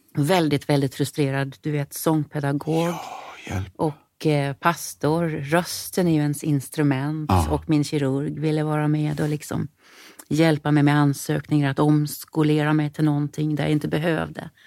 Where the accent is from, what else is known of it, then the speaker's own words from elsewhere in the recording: Sarpsborg, Østfold, Norway; first language Norwegian; Swedish is a second language; moved away as an adult; also born or lived in Stockholm, Sweden; now in Gothenburg, Sweden; Och sen så bestämde vi oss för att flytta till Norge. Eh, tillbaka till min hemstad